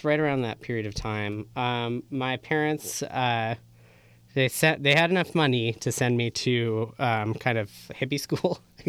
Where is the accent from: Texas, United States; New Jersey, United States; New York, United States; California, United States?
California, United States; San Francisco; And then I grew up in the Sunset District.